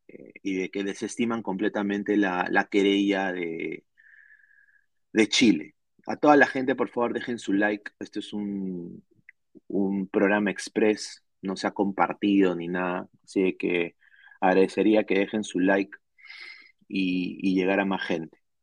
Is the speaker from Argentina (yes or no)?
no; Peru; now in Orlando, United States; Como peruano